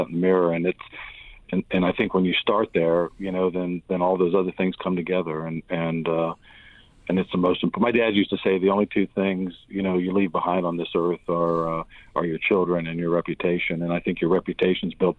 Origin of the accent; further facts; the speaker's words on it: Alexandria, Virginia, United States; moved away as an adult; I grew up just outside of the Beltway in Alexandria, Virginia